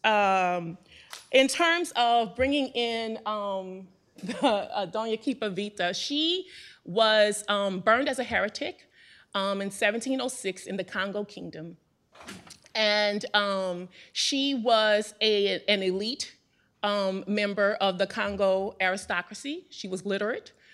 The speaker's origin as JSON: {"language": "English", "town": "New Orleans", "region": "Louisiana", "country": "United States", "tie": "born or raised there", "said": "I was born and raised in New Orleans"}